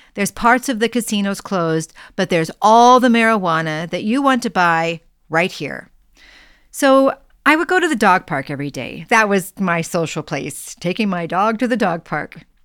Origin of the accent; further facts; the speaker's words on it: Minnesota, United States; moved away as an adult; also born or lived in Las Vegas; as a Minnesotan